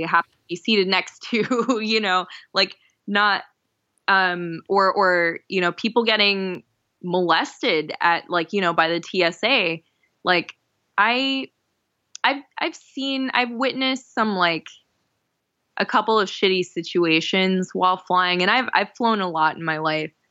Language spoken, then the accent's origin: English; Florida, United States; moved away as an adult; also born or lived in New Jersey / Miami / Jacksonville; now in New York, United States; I grew up in Florida and lived in Miami for almost nine years, lived in Jacksonville in North Florida for six years